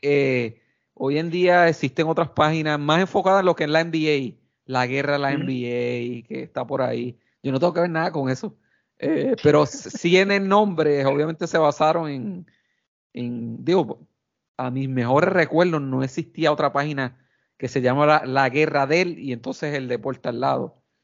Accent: Quebradillas, Puerto Rico; soy original de Quebradilla

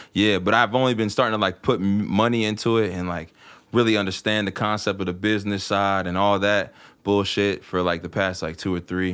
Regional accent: Martinsburg, West Virginia, United States; moved away as an adult; now in Cumberland, United States; I live in Cumberland now. I mean, like I said, I'm originally from Martinsburg

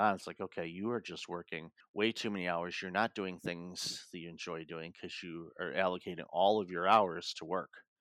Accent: Detroit, Michigan, United States; moved away; also born or lived in Toronto; growing up in Detroit

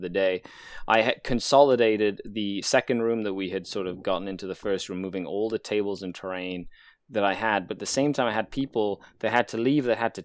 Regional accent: Mexico; now in Canada; I pull out my Mexican passport and I go, I'm born and raised in Mexico.

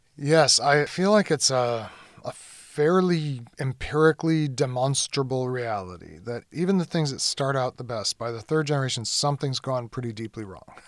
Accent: United States; as an American

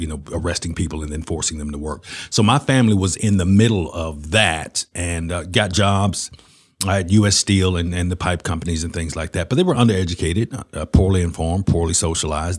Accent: Birmingham, Alabama, United States; I was born in Lord Nolan Hospital, and, and all my family was, uh, you know, basically in Inslee, which is the west side of Birmingham

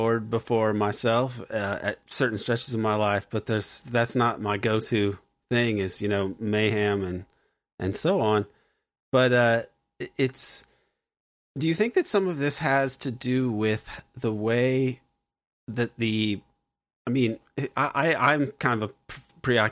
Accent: United States; as an American

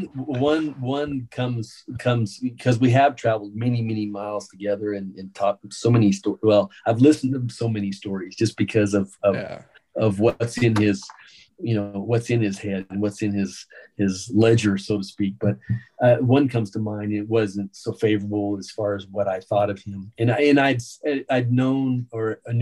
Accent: New Mexico, United States; moved away as an adult; now in Austin, United States; I was from New Mexico

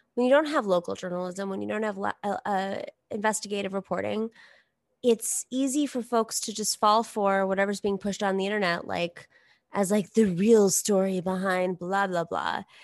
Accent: New York, United States; I grew up in New York. I, like, w, straight up grew up in New York. Like, I'm a New Yorker

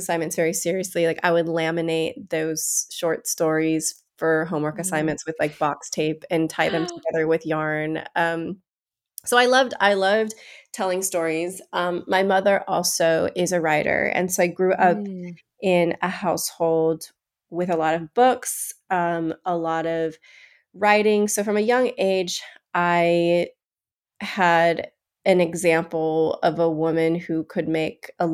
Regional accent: Bishop, California, United States; I was raised in Bishop, California, which is about 4 hours northeast of LA.

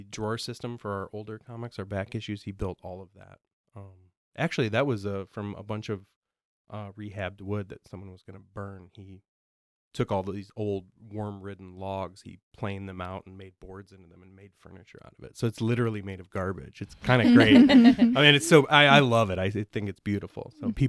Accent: Roscoe, Illinois, United States; We grew up in Roscoe, Illinois, which is near Rockford.

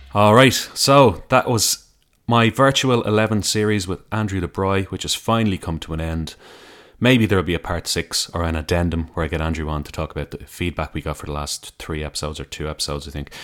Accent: Ireland; my home country

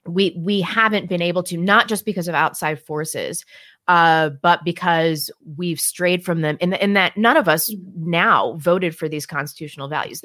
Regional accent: Missouri, United States; the school district that I grew up in Missouri

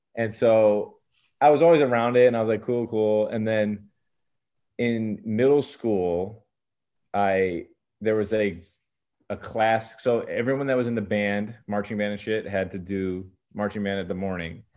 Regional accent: Medina, Ohio, United States; also born or lived in Maine; I lived in a suburb classic suburb, you know, of Cleveland

